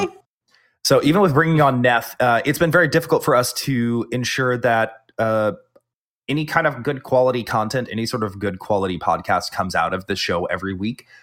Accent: the South, United States; I'm the Southerner

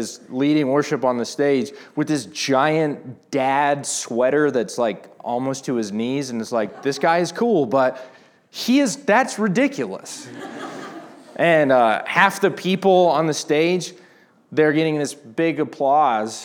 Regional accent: Atlanta, Georgia, United States; moved away; I grew up going to Passion because I was from Atlanta

